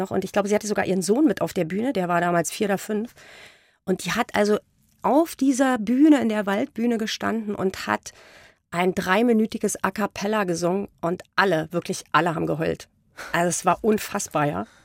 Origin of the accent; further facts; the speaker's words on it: East Germany, Germany; Ja, ich bin ja im Osten groß geworden. Das ist ja ein sehr atheistisches Land.